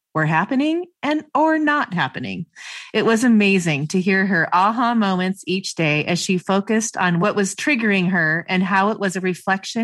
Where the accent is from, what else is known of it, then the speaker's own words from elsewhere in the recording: Gig Harbor, Washington, United States; coming from my hometown of, well, Gig Harbor, but Seattle